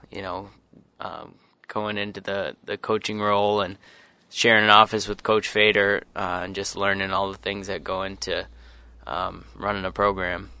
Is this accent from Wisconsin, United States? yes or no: no; Sioux Falls, South Dakota, United States; moved away as an adult; now in Eau Claire, United States; I'm from Sioux Falls, South Dakota